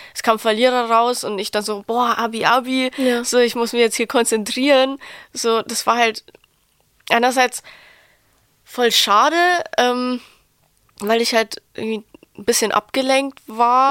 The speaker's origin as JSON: {"language": "German", "town": "Passau", "region": "Bavaria", "country": "Germany", "accent": "Bavarian", "moved": "yes", "lives_now": "Berlin, Germany", "said": "Ich komme aus Passau"}